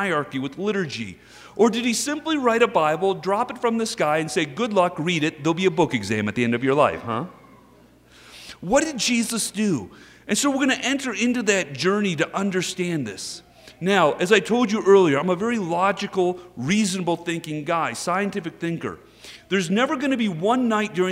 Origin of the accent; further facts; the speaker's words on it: Texas, United States; I am from Texas.